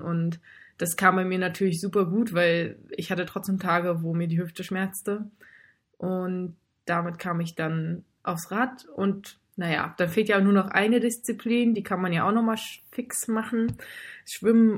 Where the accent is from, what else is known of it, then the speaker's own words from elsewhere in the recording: Baltic coast near Fehmarn, Schleswig-Holstein, Germany; moved away as an adult; also born or lived in North Rhine-Westphalia / Lübeck; now in Hamburg, Germany; davor bin ich halt an der Ostsee bei Fehmarn groß geworden und komme gebürtig aus Nordrhein-Westfalen